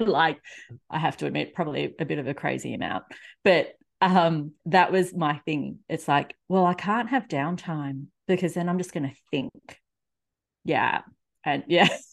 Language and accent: English; Australia; accent: Australian; also born or lived in Melbourne; if you can't already tell from my accent, I am in Australia